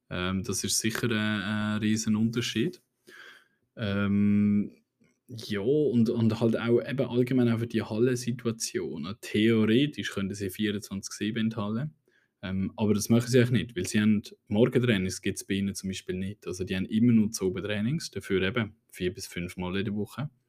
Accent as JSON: {"language": "German", "country": "Switzerland", "said": "hey, wir, wir, sind wirklich auf einem guten Weg als Schweizer."}